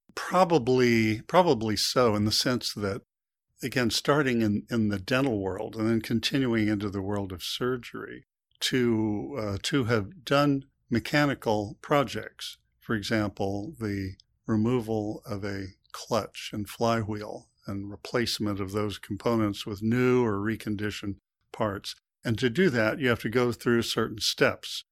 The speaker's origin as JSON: {"language": "English", "country": "United States", "tie": "born or raised there", "said": "when I was born, I was born in the U.S."}